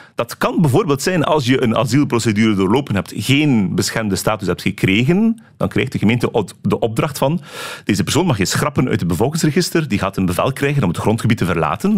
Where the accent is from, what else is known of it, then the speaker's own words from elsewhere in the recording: Belgium; als Belg in ons land